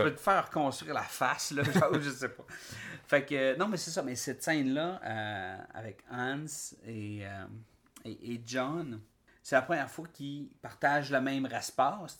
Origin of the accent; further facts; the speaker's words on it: Quebec, Canada; En tant que Québécois